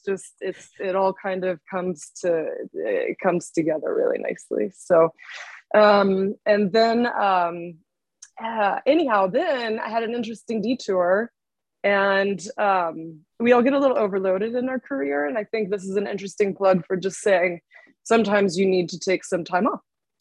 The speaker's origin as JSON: {"language": "English", "region": "Georgia", "country": "United States", "moved": "as an adult", "lives_now": "Lexington, United States", "said": "I'm from Georgia"}